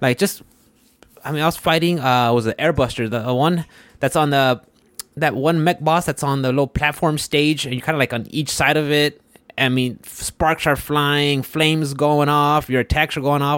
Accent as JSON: {"language": "English", "town": "Houston", "region": "Texas", "country": "United States", "said": "I'm from Houston"}